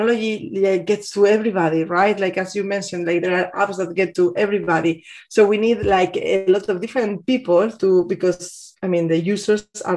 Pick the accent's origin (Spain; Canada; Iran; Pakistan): Spain; Bilbao, Basque Country; moved away as an adult; also born or lived in Amsterdam, Netherlands / Barcelona, Spain / Madrid, Spain; now in Munich, Germany; working in the beginning in Bilbao, in my hometown in Spain.